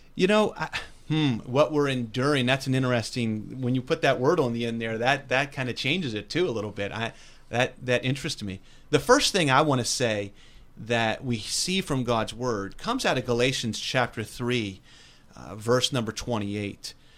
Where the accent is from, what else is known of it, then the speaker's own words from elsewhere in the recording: West Virginia, United States; born and raised in West Virginia.